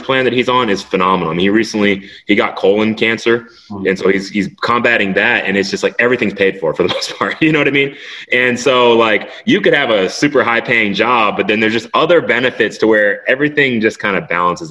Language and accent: English; Sugar Land, Texas, United States; also born or lived in Tokyo, Japan / Houston; I grew up in a subdivision called Barrington Place